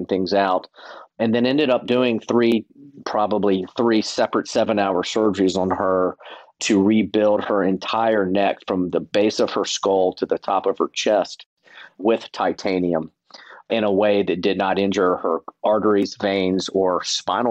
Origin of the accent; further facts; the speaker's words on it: the South, United States; I'm from the South and wanted to stay in the South.